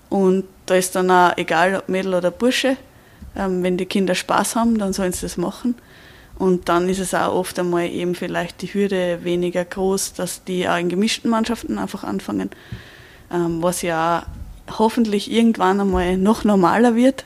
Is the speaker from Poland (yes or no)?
no; Austria; bei uns in Österreich